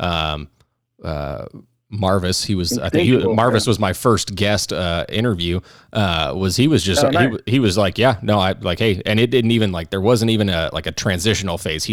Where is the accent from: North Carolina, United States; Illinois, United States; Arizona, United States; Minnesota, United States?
Arizona, United States; Phoenix; I grew up in North Phoenix